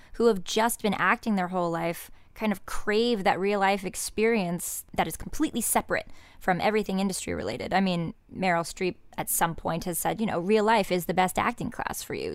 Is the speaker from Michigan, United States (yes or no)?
no; Indiana, United States; moved away